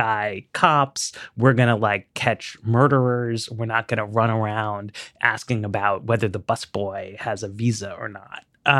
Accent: New York, United States; I remember when I was growing up in New York and Rudy Giuliani was the mayor

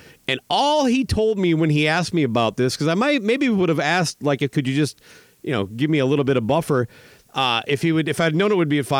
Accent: Minnesota, United States; it's very similar to the farmers I grew up with in Minnesota

